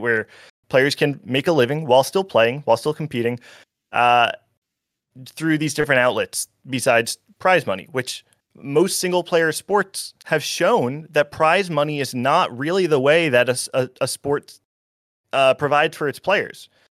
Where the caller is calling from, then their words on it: New Jersey, United States; I'm calling from New